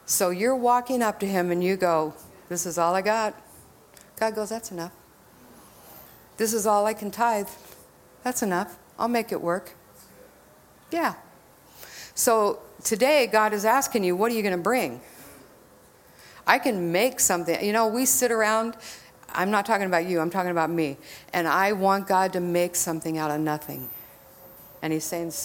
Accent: Texas, United States; I'm from Texas

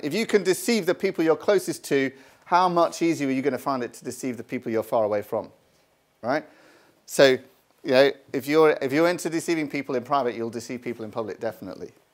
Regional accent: United Kingdom; I'm from Britain

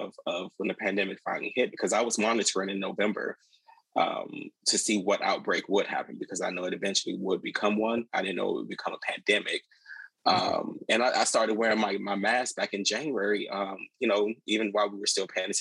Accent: Miami, Florida, United States; moved away as an adult; now in Prince George's County, Maryland, United States; I grew up in Miami, Florida

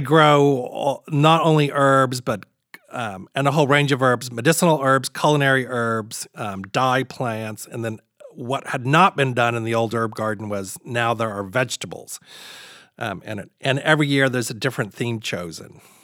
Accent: Crestwood, Kentucky, United States; I grew up very, very, very humble beginnings outside of Louisville, Kentucky

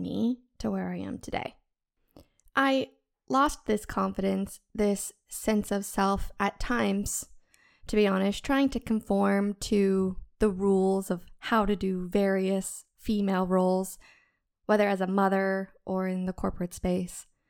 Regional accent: the American South, United States; I was born in the American South, where everyone loves American football, sweet tea, and church on Sundays

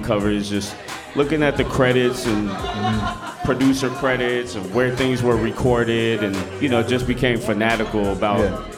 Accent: California, United States; I'm originally from the East Bay, Bay Area, California

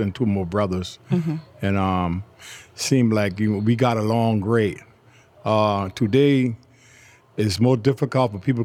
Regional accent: Charleston, South Carolina, United States; also born or lived in Germany; I was born in Charleston, South Carolina on the east side in 1953

